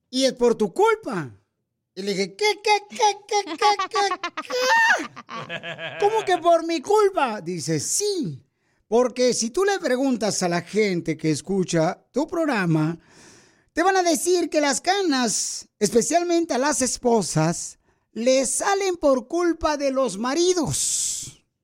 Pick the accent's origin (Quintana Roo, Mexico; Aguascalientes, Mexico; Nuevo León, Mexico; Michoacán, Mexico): Michoacán, Mexico; Paracho; now in Sacramento, United States; porque aquí venimos de Paracho, Michoacán, a Sacramento, Estados Unidos. A triunfar, Piolín. ¡Yes! ¡Arriba, Michoacán, vale!